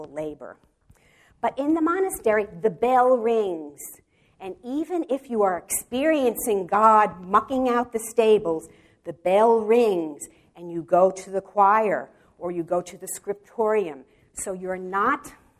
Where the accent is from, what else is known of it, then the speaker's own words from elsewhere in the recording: New York City, New York, United States; moved away as an adult; now in Wichita, United States; I'm from the Bronx